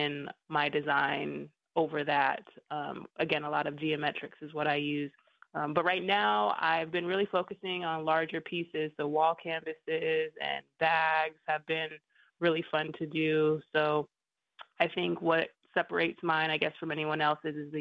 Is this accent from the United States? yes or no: yes; Lapwai, Idaho, United States; also born or lived in New York; I moved from New York to Lapway, Idaho on my res